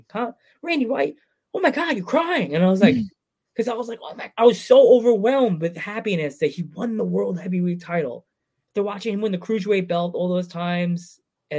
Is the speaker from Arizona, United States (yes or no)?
no; Milford, Pennsylvania, United States; I'm from Pennsylvania